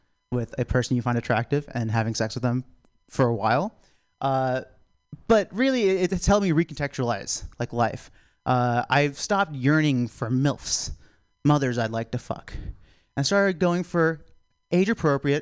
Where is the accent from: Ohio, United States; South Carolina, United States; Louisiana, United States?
South Carolina, United States; I'm from South Carolina